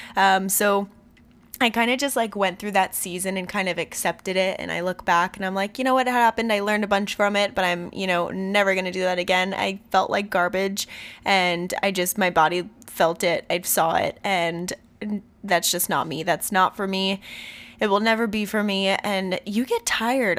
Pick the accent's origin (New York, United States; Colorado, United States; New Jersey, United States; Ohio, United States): New Jersey, United States; Robbinsville; now in Santa Barbara, United States; This is where I was born, but I was raised in Robbinsville, New Jersey. I grew up there for about thirteen years